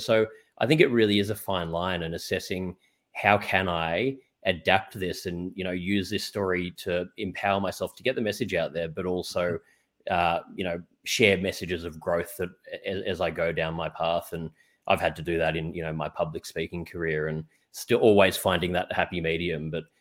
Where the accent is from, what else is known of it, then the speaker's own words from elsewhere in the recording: Australia; also born or lived in New York; I'm from Australia